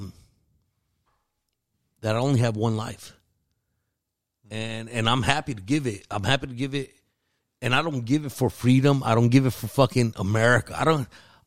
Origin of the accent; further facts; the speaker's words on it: Central Valley, California, United States; also born or lived in Los Angeles, California; I was raised in the Central Valley